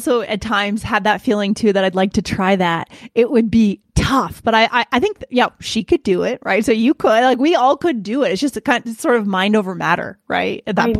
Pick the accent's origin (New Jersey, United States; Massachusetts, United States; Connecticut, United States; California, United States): Massachusetts, United States; Boston; moved away as an adult; also born or lived in New York; now in Denver, United States; I'm based in Denver, Colorado. I'm originally from the East Coast of the US, so Boston, lived in New York for a while, but now I've relocated to Denver and more sunshine here.